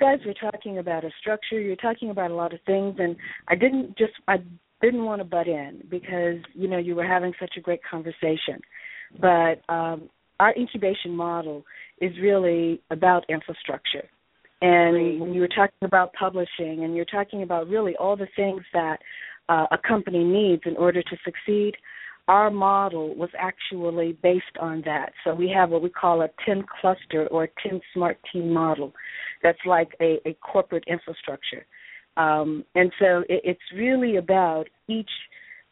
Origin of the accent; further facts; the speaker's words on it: Chicago, Illinois, United States; now in Los Angeles, United States; out here in California, and I'm originally from Chicago